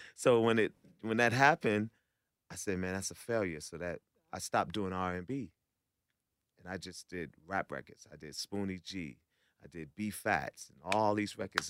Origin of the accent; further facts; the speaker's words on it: New York, United States; I'm from New York